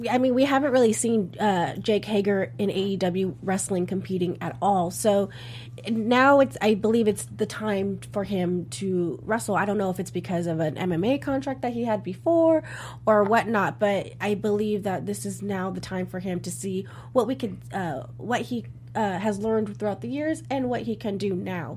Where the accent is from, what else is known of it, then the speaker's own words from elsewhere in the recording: California, United States; I'm from California, and SCU are my people